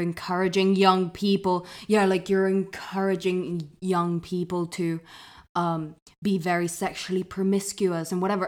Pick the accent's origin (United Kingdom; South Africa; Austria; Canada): United Kingdom; London; I grew up in London